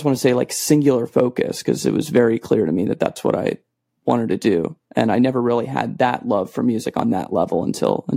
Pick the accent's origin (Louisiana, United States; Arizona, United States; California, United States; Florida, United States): Arizona, United States; I grew up in Arizona